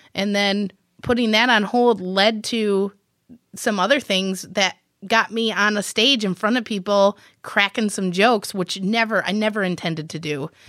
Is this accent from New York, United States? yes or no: no; Millington, Michigan, United States; I actually grew up in a little, teeny, tiny town called Millington